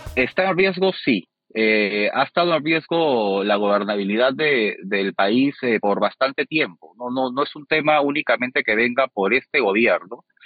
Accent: Peru; somos los peruanos, el ciudadano de a pie.

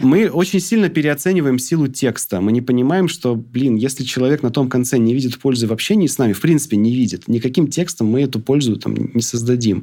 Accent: Krasnodar, Krasnodar Krai, Russia; А я тоже из Краснодара

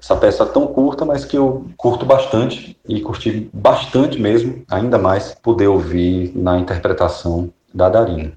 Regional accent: Sertão of Bahia, Brazil; also born or lived in Salvador, Bahia; do povo do lugar de onde eu vim, que é o sertão baiano, sertão do estado da Bahia. Foi onde eu me criei. Eu nasci em Salvador, capital do estado, mas ainda muito cedo ah, me mudei com minha família para o sertão, cidade de Conceição do Coité, cidade de Serrinha

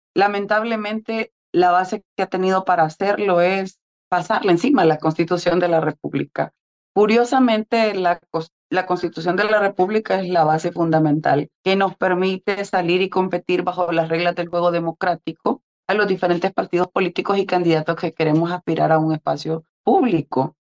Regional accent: El Salvador; como salvadoreño

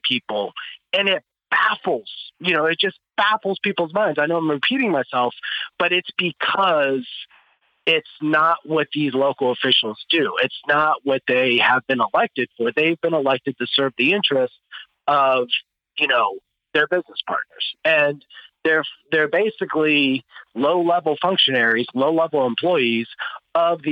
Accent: Ohio, United States; I'm from Ohio

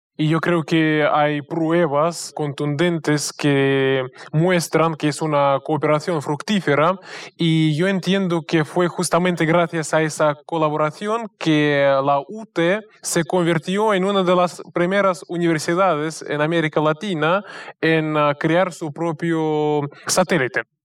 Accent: Russia; yo le estoy llamando desde Rusia y soy ruso, de hecho

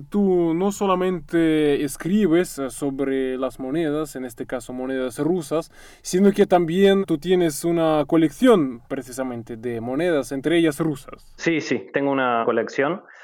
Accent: Russia; yo soy ruso

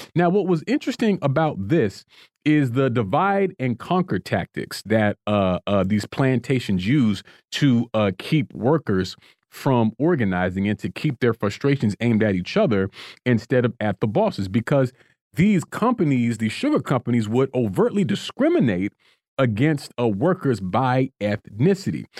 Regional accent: Florida, United States; now in Washington, D.C., United States; my home state of Florida

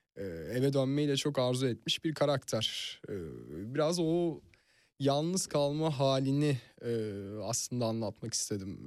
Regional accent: Fethiye, Antalya, Turkey; now in Istanbul, Turkey; Yani Fethiye'liyim ve e, görece Türkiye'nin rahat şehirlerinde büyüdüm. Hmm. Yani e, Antalya'da geçti çocukluğum

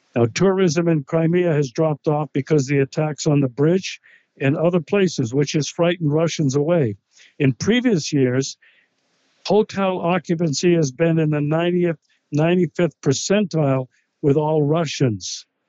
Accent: United States; as an American

